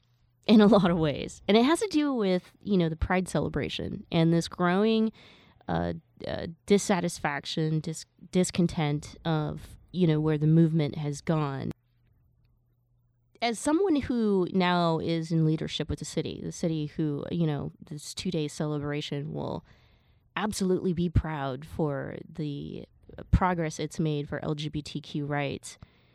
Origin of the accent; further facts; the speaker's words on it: Alabama, United States; 9 black people had just been shot up by a racist from my hometown in Alabama.